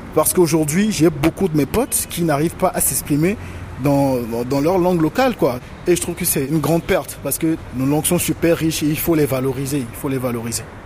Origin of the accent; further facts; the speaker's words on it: Togo; moved away as an adult; also born or lived in Cotonou, Benin; j'ai quitté le Togo pour le Bénin pour avoir de meilleures conditions d'études